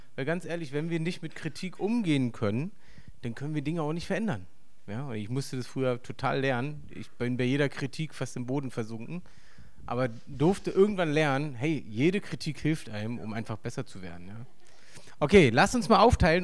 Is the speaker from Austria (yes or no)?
no; East Germany, Germany; für mich als Ossi